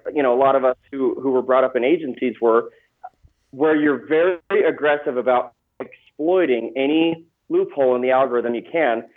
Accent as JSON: {"language": "English", "town": "Gilbert", "region": "Arizona", "country": "United States", "tie": "born or raised there", "said": "I grew up in Phoenix, Arizona, um, in a place called Gilbert"}